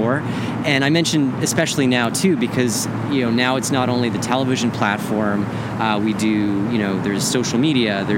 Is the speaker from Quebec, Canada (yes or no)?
yes; Montreal, Quebec, Canada; moved away; I grew up in Montreal, so really crazy winters